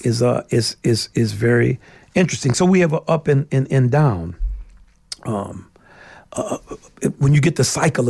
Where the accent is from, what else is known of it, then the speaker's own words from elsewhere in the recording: New Orleans, Louisiana, United States; I'm from New Orleans